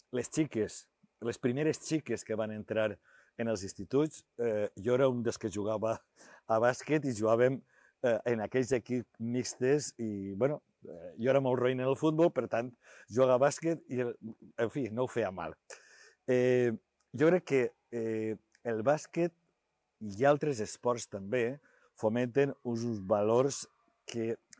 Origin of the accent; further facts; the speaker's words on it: Sueca, Valencian Community, Spain; la Mare Déu de Sales, que és la del meu poble